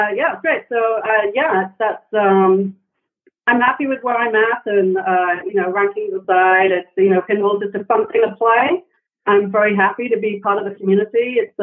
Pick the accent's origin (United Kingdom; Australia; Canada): United Kingdom; Wales; also born or lived in San Francisco; now in United States; I grew up in Wales in the UK